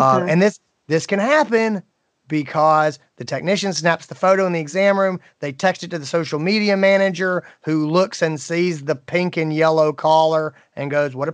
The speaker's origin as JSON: {"language": "English", "town": "Greenville", "region": "South Carolina", "country": "United States", "tie": "born or raised there", "said": "here in my hometown of Greenville, South Carolina"}